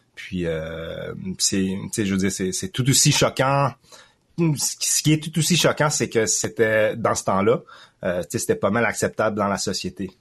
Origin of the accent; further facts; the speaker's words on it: Quebec, Canada; also born or lived in Thailand; je suis un Canadien francophone d'origine chinoise, cambodgienne, mais né en Thaïlande